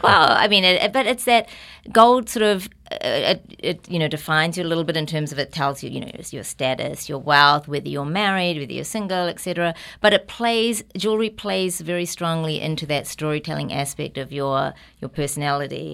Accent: New Zealand; accent: New Zealand; now in New York, United States; I was really lucky to be born and raised in New Zealand.

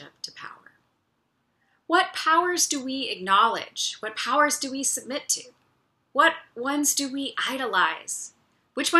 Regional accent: United States; we as American citizens

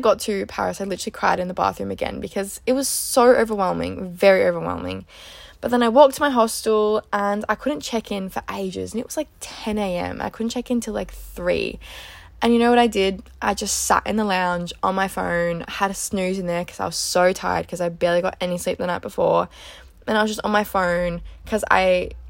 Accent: Melbourne, Victoria, Australia; I'm originally from Melbourne

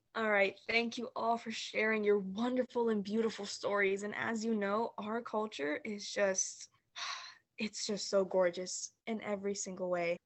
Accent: Los Angeles, California, United States; I'm actually from Highland Park, California

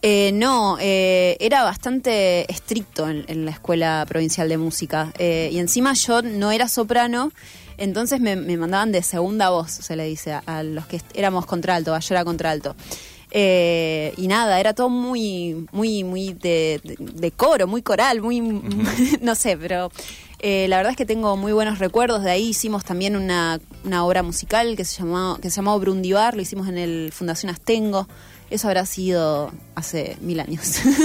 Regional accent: Villa Gobernador Gálvez, Santa Fe, Argentina; pasé toda mi infancia en Villa Gobernador Galvez

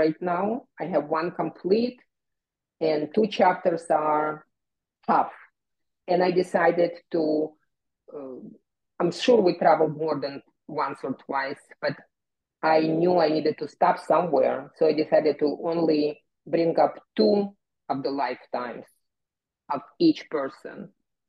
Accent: Kyiv, Ukraine; moved away; I am from Ukraine, I'm from the Soviet Union, but from Kiev.

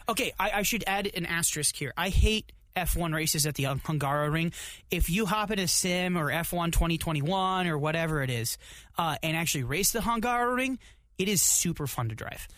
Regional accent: United States; as an American

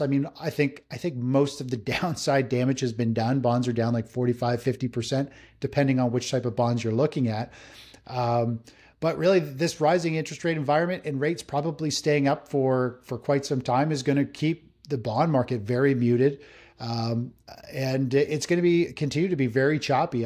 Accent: just north of Toronto, Ontario, Canada; I'm, I'm Canadian, up just north of Toronto in Canada here

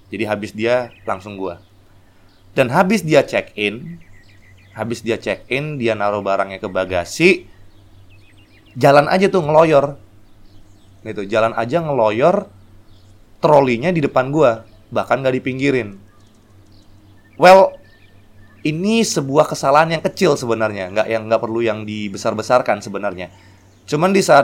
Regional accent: Medan, North Sumatra, Indonesia; Yang kedua adalah waktu gue dari Medan. Dari Medan pulang liburan, Christmas, tahun baru gue pulang.

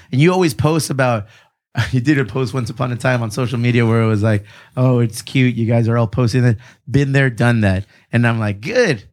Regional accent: Chula Vista, California, United States; We're from Chula Vista

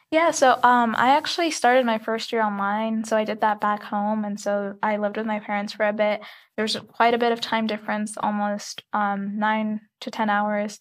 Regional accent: Khobar, Eastern Province, Saudi Arabia; moved away as an adult; also born or lived in Egypt; now in Tucson, United States; I did, however, grow up in Saudi Arabia

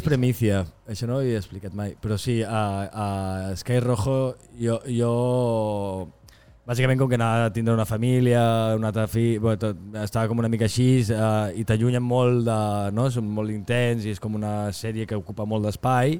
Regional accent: Empordà, Catalonia, Spain; also born or lived in Torroella de Montgrí; Jo sóc de l'Empordà

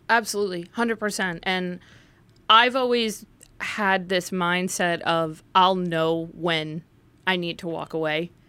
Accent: Livingston, New Jersey, United States; also born or lived in Morris County, New Jersey; I was born and raised in Livingston, New Jersey, which is just in Essex County

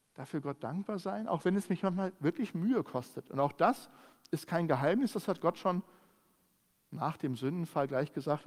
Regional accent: Germany; bei uns in Deutschland

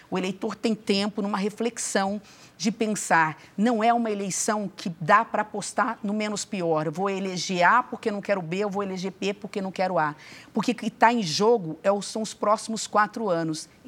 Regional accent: Brazil; Meu pai era prefeito de uma cidade muito pequenininha, que é a minha cidade natal, sou do interior, do interior do Brasil.

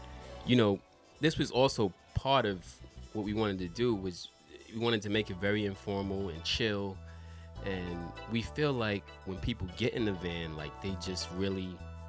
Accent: New York City, New York, United States; moved away as an adult; also born or lived in Charlotte, North Carolina; now in Japan; I grew up in Brooklyn and then, like, around 13, 14, moved to Charlotte, was out there for, like, 5-6 years and then went back to New York.

